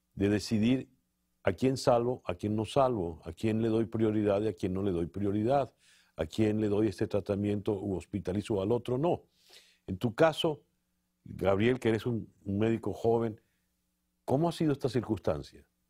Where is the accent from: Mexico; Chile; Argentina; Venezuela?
Venezuela; nosotros, los venezolanos